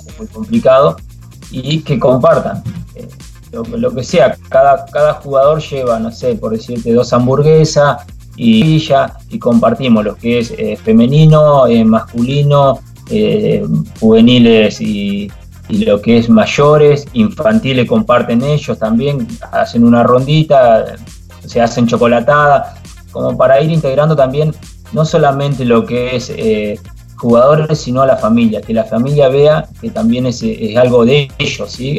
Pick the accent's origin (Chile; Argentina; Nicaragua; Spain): Argentina; Choele Choel, Río Negro; de Chuele, de donde soy yo